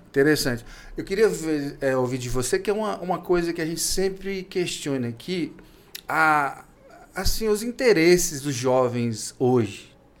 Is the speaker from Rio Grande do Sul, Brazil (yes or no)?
no; Minas Gerais, Brazil; now in Tocantins, Brazil; eu sou de Minas Gerais